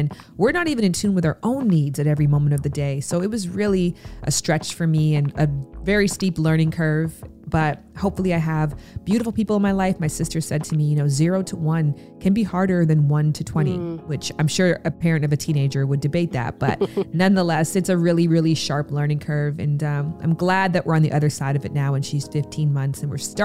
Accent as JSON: {"language": "English", "town": "Pickering", "region": "Ontario", "country": "Canada", "said": "I'm from Pickering, Ontario, Canada. And so I went to the Pickering Library over summer"}